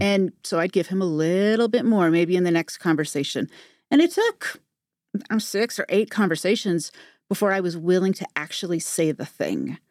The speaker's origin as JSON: {"language": "English", "town": "Modesto", "region": "California", "country": "United States", "tie": "born or raised there", "said": "I grew up in Modesto, California."}